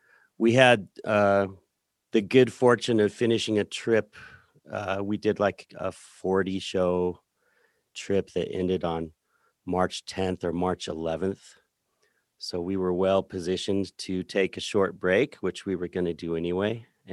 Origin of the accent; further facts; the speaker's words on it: Center, Colorado, United States; Yeah, I'm from Center, Colorado, which is, if you know where the Great Sand Dunes are, down in the San Luis Valley, it's a big empty space, and Center is right in the middle of that space.